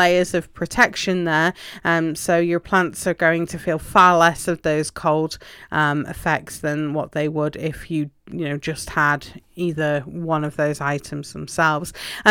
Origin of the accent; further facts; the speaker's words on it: England, United Kingdom; Obviously, you know, I'm from England originally, and cold frames are a normal part and parcel of a garden there.